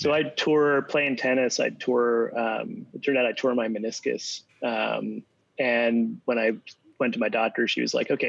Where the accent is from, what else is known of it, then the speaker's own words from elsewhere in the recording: New Jersey, United States; accent: Jersey; I'm American originally. Oh. So I'm from New Jersey originally. And I can pull out the Jersey accent.